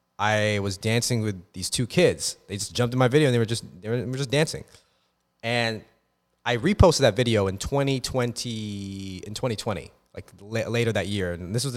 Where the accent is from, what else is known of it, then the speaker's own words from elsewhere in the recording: Philippines; because first of all, like, bitch, I'm fucking Filipino.